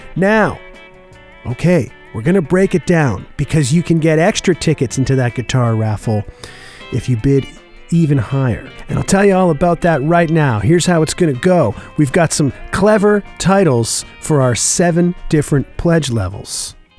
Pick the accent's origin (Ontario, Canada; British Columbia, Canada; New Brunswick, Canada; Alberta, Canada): Ontario, Canada; Oshawa; now in Winnipeg, Canada; my hometown with a pair of tunes from what was a live weekly radio broadcast on Sunday nights in the early to mid 1960s in Oshawa, Ontario